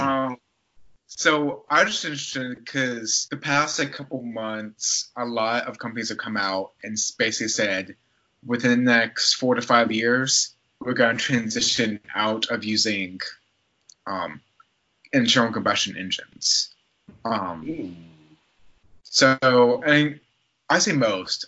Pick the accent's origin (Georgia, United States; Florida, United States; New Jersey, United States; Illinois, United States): Georgia, United States; Newnan; the Nathan's like hot dogging contest was gonna have like one of their like tournaments in my hometown